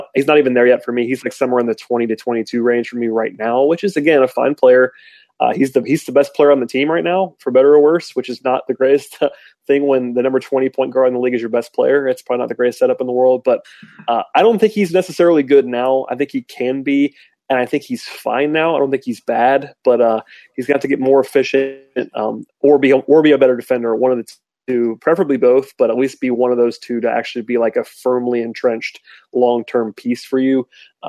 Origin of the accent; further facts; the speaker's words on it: Minnesota, United States; He actually have a friend of a friend that I grew up with Muscala in Minnesota.